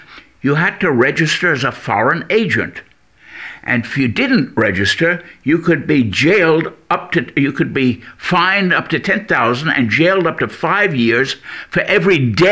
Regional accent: New York, United States; accent: American; moved away as an adult; also born or lived in Leipzig; now in Berlin, Germany; I was born in New York and grew up in the late 1930s when New York was a left-wing center for many, many people

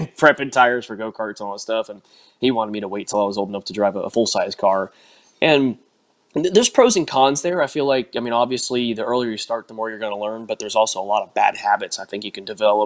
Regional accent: South Florida, United States; also born or lived in Inverness, Florida; I was from South Florida originally. Went to Hialeah when I was little

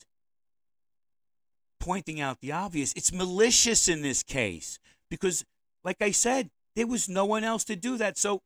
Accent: New York City, New York, United States; I was born and raised in New York City, and I know no other land.

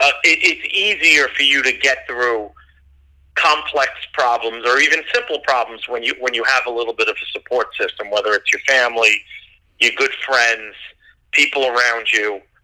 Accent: Westchester, New York, United States; also born or lived in Bronx, New York; When you grow up in an Italian family and you're from the Bronx, I was born in Misericordia Hospital. I know a lot of people know where that is. You know, it's like I moved to Westchester as a young kid, but my family was always in the Bronx.

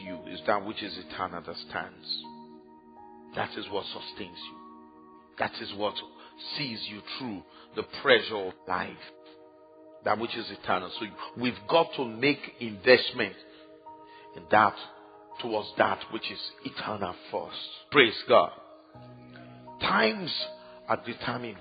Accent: Ibadan, Oyo, Nigeria; when I was growing up in Ibadan, there was only one television station

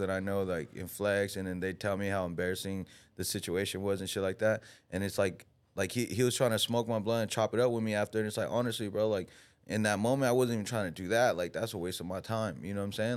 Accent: United States; we're American

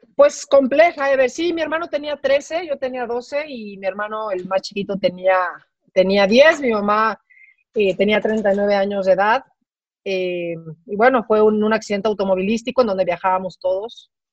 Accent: Mexico City, Mexico; moved away as an adult; now in Guadalajara, Mexico; las personas que somos de la Ciudad de México y que hemos vivido ahí, bueno, por lo menos la mayor parte de nuestras vidas

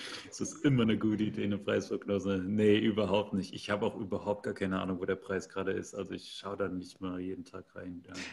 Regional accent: Central Germany, Germany; in dem Dorf, in, in dem ich geboren bin, wo ich herkomme, also so ein 500 Einwohner Dorf in der Mitte von Deutschland, kennt kein Mensch

